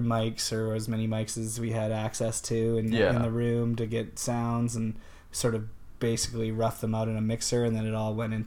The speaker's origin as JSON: {"language": "English", "town": "Kelowna", "region": "British Columbia", "country": "Canada", "tie": "born or raised there", "said": "I grew up in Kelowna, BC"}